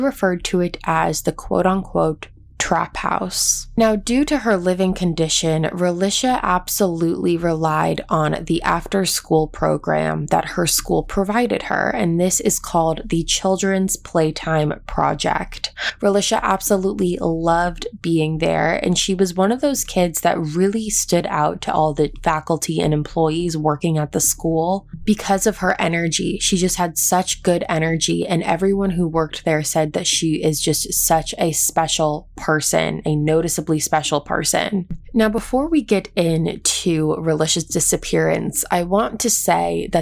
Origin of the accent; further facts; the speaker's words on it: East Coast, United States; now in California, United States; I grew up on the East Coast